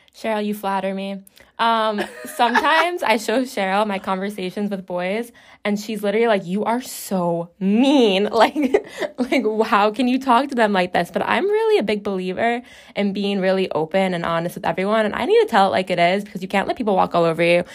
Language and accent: English; Chicago, Illinois, United States